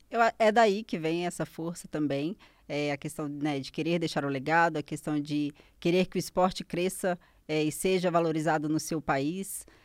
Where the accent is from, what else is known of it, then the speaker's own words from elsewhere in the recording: Caeté, Minas Gerais, Brazil; a minha cidade, eu sou de Caeté